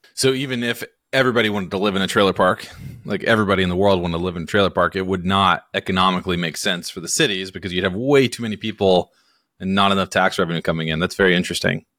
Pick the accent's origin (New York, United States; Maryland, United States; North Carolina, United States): North Carolina, United States; Hickory; I'm from Hickory, North Carolina